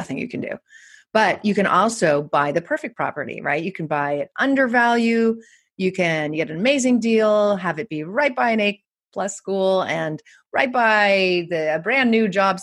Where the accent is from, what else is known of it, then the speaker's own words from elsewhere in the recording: California, United States; I'm from California